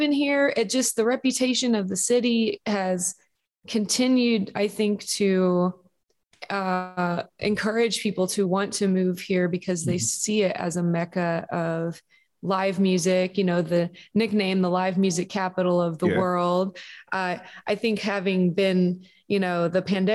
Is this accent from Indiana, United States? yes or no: yes; Kendallville, Indiana, United States; moved away as an adult; also born or lived in Chicago / Arizona; I grew up outside of Fort Wayne, about 30 minutes away in a little town called Kendallville that had about 7,000 or 8,000 people in it in Indiana and northeastern Indiana. I lived there from the time I was born until college.